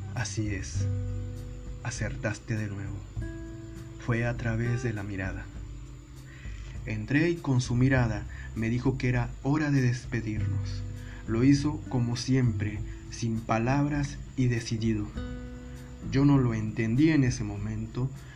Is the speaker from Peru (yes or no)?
no; Monterrey, Nuevo León, Mexico; moved away; en el 2006 me mudo a mi ciudad de origen, a Monterrey, Nuevo León, México